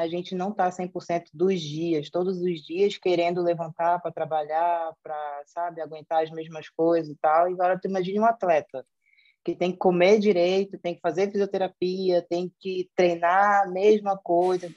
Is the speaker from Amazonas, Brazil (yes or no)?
yes; Manaus, Amazonas, Brazil; accent: Brazilian; moved away as an adult; also born or lived in São Paulo, Brazil; now in Portugal; pelo sotaque, eu sou brasileira. Eu nasci em Manaus, Amazonas, que é o norte do Brasil. É, conheci, estudei lá, é, fiz toda a minha vida de formação acadêmica em Manaus